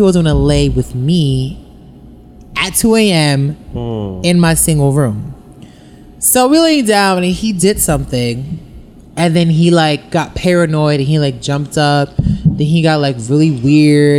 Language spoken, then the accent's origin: English; New York, United States; I'm from New York